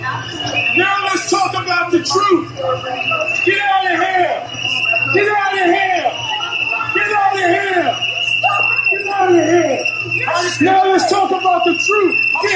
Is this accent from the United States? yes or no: yes; New York City, New York, United States; I was born and raised in New York City.